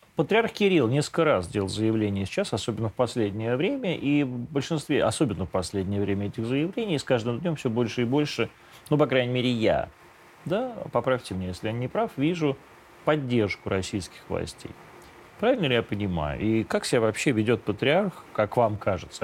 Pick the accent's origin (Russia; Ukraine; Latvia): Ukraine; moved away; я вот вырос на Украине